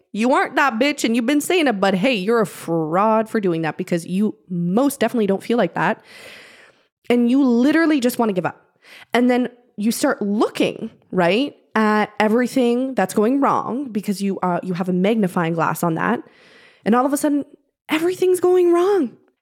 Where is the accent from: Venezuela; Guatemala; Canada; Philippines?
Canada; I'm Canadian